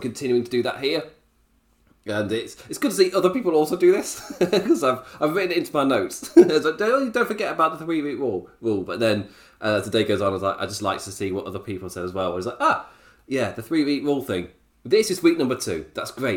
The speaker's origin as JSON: {"language": "English", "region": "England", "country": "United Kingdom", "said": "as an Englishman"}